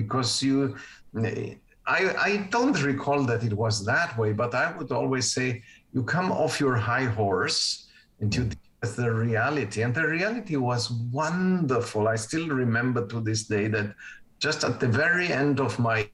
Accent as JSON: {"language": "English", "country": "Uruguay", "tie": "born or raised there", "second_language": "English", "moved": "yes", "said": "I grew up with two languages from the get-go. The interesting thing about the language is that, of course, I was born in Uruguay"}